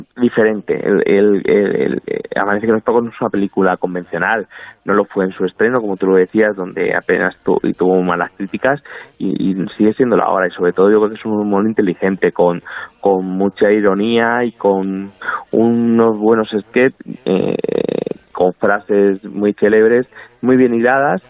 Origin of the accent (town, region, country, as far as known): La Palma del Condado, Andalusia, Spain; born or raised there